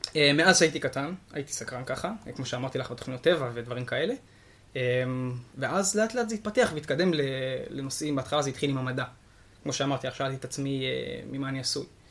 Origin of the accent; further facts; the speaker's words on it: Shimshit, Northern District, Israel; now in Tzurit, Israel; גר בצורית באזור משגב, אבל במקור אני משמשית